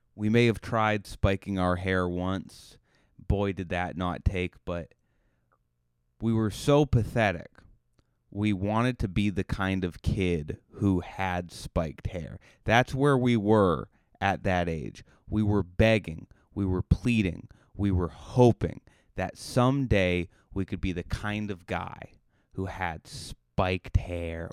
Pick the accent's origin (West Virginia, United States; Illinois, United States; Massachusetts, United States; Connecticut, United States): Massachusetts, United States; Cape Cod; now in Los Angeles, United States; you say Cape Cod, they're like, "Where is that?" And you just go, "Oh, it's near Boston."